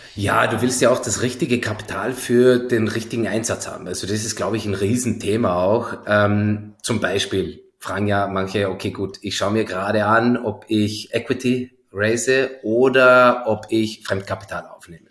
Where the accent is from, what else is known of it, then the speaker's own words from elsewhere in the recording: Zell am See, Salzburg, Austria; now in Berlin, Germany; Bin ja aus Zell am See ursprünglich, also gar nicht ah. so weit her